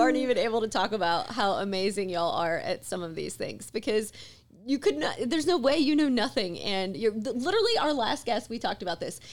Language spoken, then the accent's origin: English; Mississippi, United States; when I was a kid growing up in Mississippi